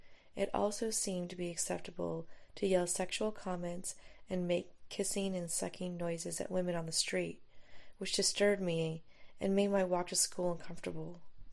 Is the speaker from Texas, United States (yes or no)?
no; Southern California, United States; moved away as an adult; also born or lived in Mexico City, Mexico; Growing up in Southern California, I'm ashamed to admit that I never thought of any part of Mexico as being so cultured and sophisticated.